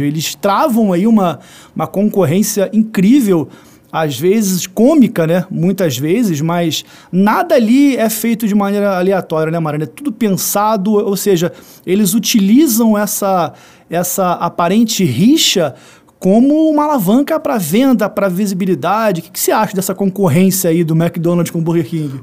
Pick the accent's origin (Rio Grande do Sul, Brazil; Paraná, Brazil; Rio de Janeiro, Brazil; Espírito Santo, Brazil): Rio de Janeiro, Brazil; eu que sou do Rio de Janeiro